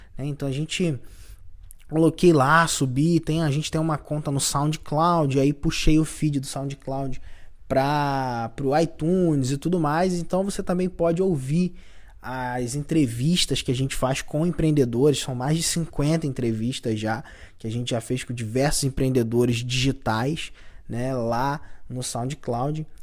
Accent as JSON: {"language": "Portuguese", "town": "Cabo Frio", "region": "Rio de Janeiro", "country": "Brazil", "said": "Eu sou de Cabo Frio"}